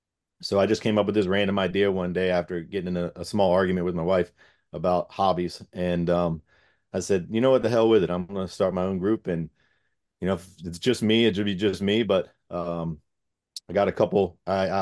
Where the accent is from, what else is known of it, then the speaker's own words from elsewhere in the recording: Gloucester County, Virginia, United States; I'm born and raised in Gloucester County. It's like a small little town, just a few minutes away from where we work.